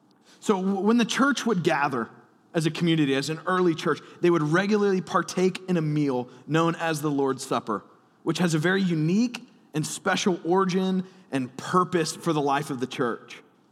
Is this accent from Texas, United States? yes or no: no; Alabama, United States; born there; I was born in Alabama, so I can say that.